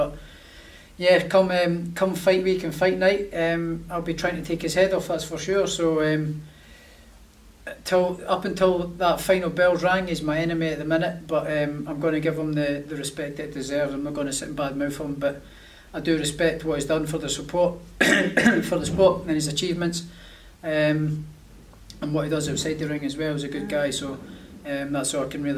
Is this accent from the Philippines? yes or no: no; Prestonpans, Scotland, United Kingdom; he comes from the same city as me, and he's sort of got a story to myself in my hometown as well, in Preston Pans